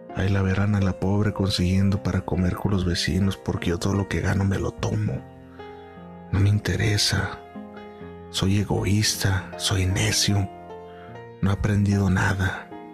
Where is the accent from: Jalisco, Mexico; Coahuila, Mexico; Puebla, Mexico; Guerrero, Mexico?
Jalisco, Mexico; Guadalajara; moved away as an adult; decidí venirme a la ciudad de Guadalajara, de donde soy originario